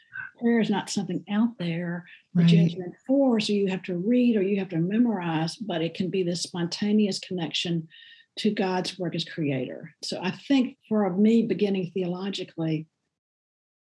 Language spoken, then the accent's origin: English; Memphis, Tennessee, United States; accent: Southern; moved away as an adult; also born or lived in Chicago; So I grew up in Memphis, Tennessee